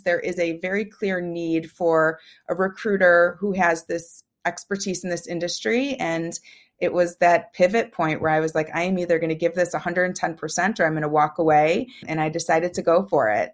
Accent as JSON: {"language": "English", "town": "Chicago", "region": "Illinois", "country": "United States", "tie": "born or raised there", "said": "I was raised in the suburbs of Chicago."}